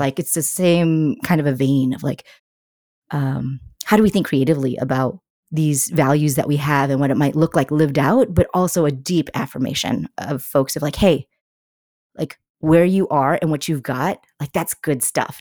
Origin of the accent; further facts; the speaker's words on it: United States; an Asian American woman, I always felt, like, a little bit outside of the story here in the U S